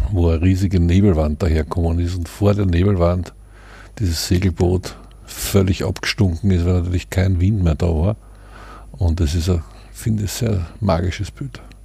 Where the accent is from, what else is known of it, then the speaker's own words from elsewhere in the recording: Vienna, Austria; aus der Ecke der Stadt, wo ich herkomme, im 9. Bezirk.